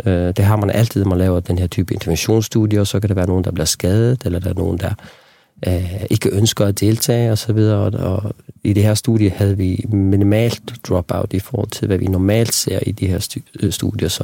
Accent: Faroe Islands; moved away; also born or lived in Copenhagen; Jeg voksede op på Færøerne

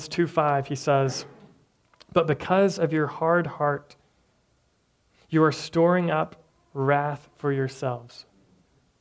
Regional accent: Tennessee, United States; moved away; I'm from Tennessee, and the church that I grew up

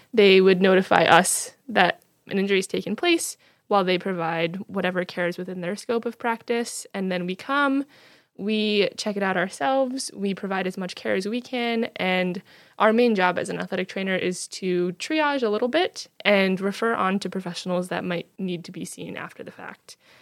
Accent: New Jersey, United States; moved away; I'm from New Jersey originally

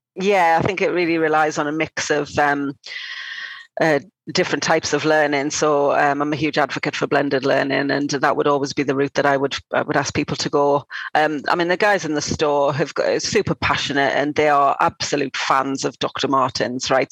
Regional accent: North East England, United Kingdom; now in London, United Kingdom; I'm not from London. I'm from the northeast of England.

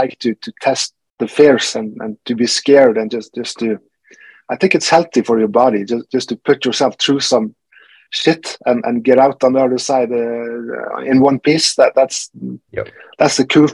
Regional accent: Norway; I'm from Norway

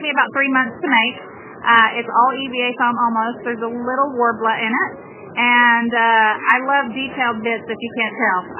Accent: Arkansas, United States; with …, and I am from Arkansas

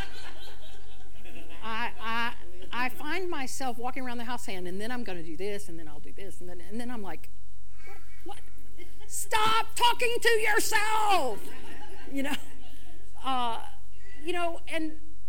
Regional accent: El Campo, Texas, United States; I grew up in El Campo, Texas, small rice farming community southwest of Houston

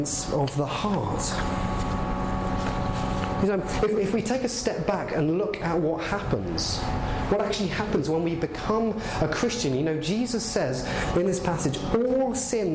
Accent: England, United Kingdom; now in Canada; I'm clearly English. I clearly am

